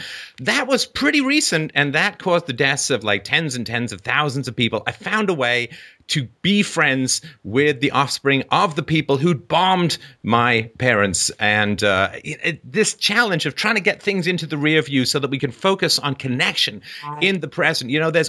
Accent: England, United Kingdom; I grew up in England. My cousins were German.

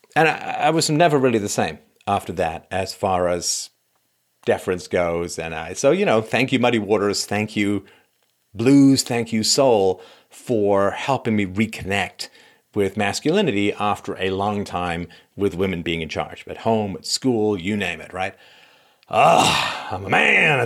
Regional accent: England, United Kingdom; growing up in England

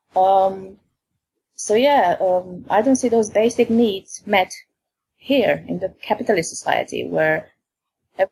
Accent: Romania; now in England; in my country, I'm from Romania

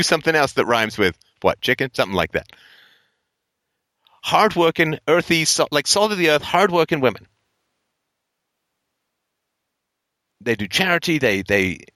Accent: Ireland; moved away; I come from Ireland originally

